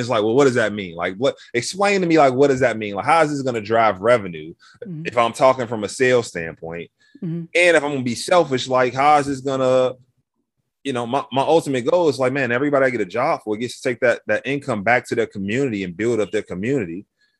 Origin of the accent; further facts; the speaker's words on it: Chicago, Illinois, United States; So mentioned I grew up 103rd in Michigan, the Roseland neighborhood, right?